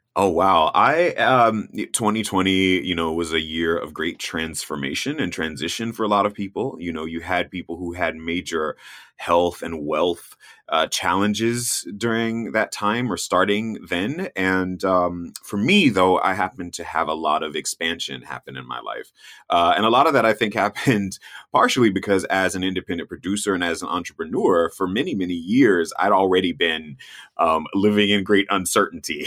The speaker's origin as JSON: {"language": "English", "region": "North Florida", "country": "United States", "tie": "born or raised there", "moved": "yes", "said": "I grew up in Florida, I grew up in North Florida"}